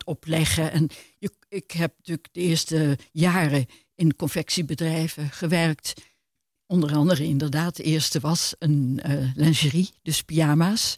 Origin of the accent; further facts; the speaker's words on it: Amsterdam, North Holland, Netherlands; moved away as an adult; also born or lived in Maastricht; ik ben geboren in Amsterdam, dus dat is mijn jeugd geweest